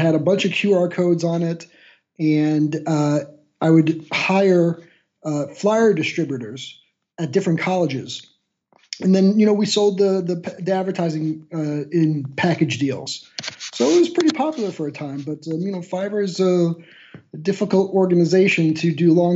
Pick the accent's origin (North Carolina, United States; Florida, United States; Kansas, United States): Florida, United States; Miami; moved away as an adult; now in Magdeburg, Germany; I am a guy who lives right now in Magdeburg, Germany, but I'm originally from Miami, Florida